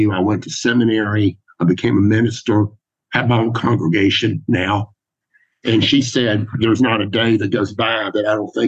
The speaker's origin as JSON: {"language": "English", "region": "Georgia", "country": "United States", "said": "I wish that I'd said, well, Judge, I'm from Georgia, and And to us, it looks more like Smokey and the Bandit."}